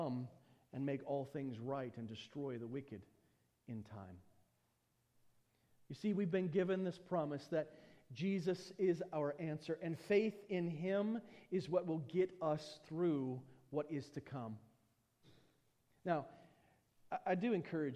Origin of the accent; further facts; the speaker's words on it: United States; being an American